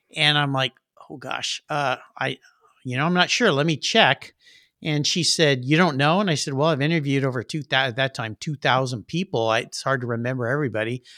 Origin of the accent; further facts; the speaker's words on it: La Jolla, California, United States; grew up in La Jolla, California, where there's lots of nice cars